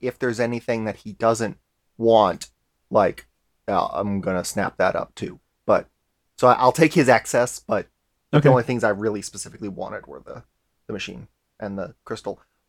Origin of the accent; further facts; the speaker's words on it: Texas, United States; accent: Texas; Like how my Texas accent comes out.